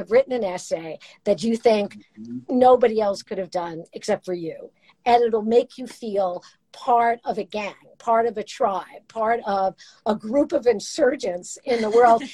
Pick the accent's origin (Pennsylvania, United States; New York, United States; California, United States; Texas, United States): New York, United States; Brooklyn; accent: Brooklyn; My voice was like traffic. I sounded like I was from Brooklyn.